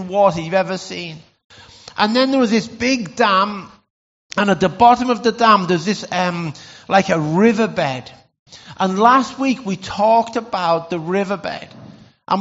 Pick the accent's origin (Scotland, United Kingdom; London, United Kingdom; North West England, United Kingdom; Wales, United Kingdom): North West England, United Kingdom; Lake District; growing up in the Lake District